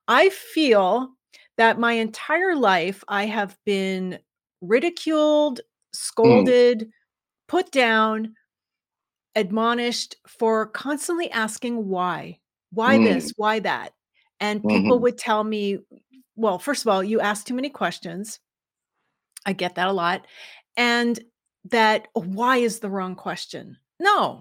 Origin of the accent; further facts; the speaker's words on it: northern New Jersey, United States; I grew up in northern New Jersey in a community of, it was very multicultural.